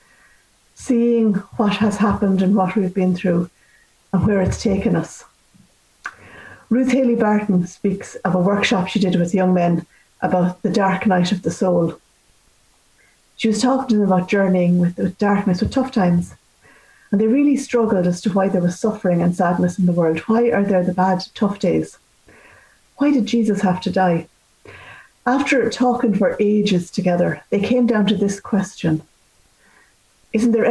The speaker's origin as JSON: {"language": "English", "country": "Ireland", "said": "as Irish people"}